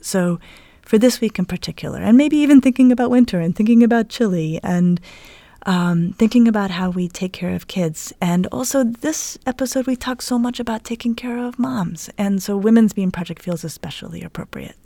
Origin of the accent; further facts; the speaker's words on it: Denver, Colorado, United States; Denver, where I grew up